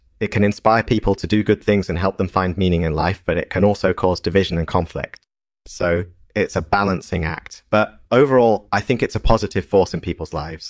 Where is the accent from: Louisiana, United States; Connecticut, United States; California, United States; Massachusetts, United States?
Massachusetts, United States; now in Pennsylvania, United States; I was born and raised in Massachusetts, but I've been living in Pennsylvania for the past few years.